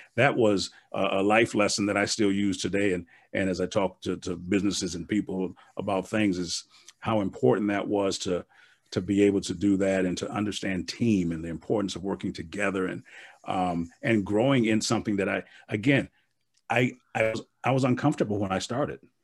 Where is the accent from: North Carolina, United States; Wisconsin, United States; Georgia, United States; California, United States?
Wisconsin, United States; Milwaukee; moved away; I'm from Milwaukee